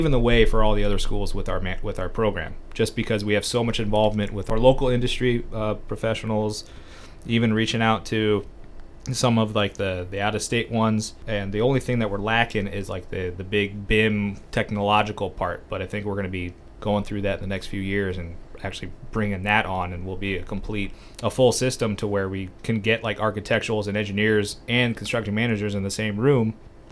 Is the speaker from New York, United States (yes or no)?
no; Simi Valley, California, United States; also born or lived in Northridge, California / Long Beach, California / Boise, Idaho; Simi Valley, actually, just north of, I guess, what you would call the major LA area